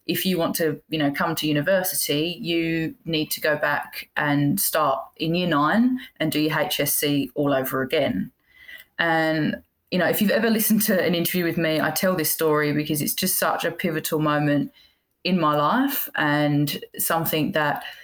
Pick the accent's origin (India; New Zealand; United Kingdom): United Kingdom; England; I'm English